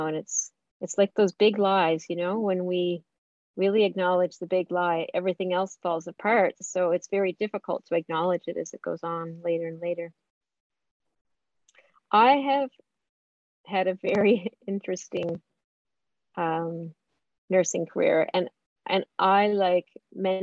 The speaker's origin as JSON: {"language": "English", "region": "Newfoundland and Labrador", "country": "Canada", "tie": "born or raised there", "said": "I grew up in Northern Labrador in a very small, that grew to be big, iron ore mining town."}